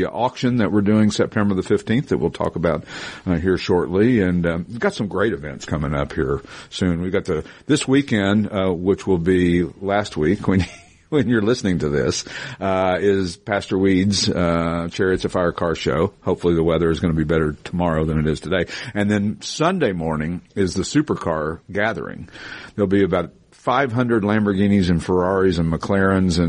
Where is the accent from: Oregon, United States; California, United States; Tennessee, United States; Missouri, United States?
Missouri, United States; now in Morgantown, Pennsylvania, United States; I just got out of the Midwest. I'm from Missouri